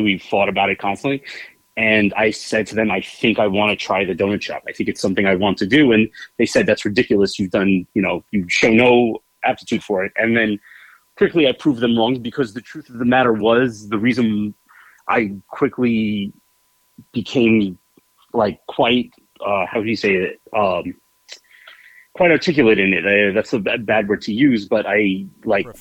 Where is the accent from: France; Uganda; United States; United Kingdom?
United States; New York City, New York; i grew up in bayside queens new york